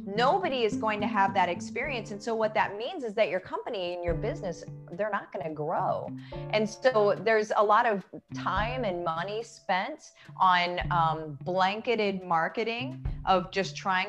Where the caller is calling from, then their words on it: Winter Garden, Florida, United States; I am in Winter Garden, Florida. So right outside of Orlando.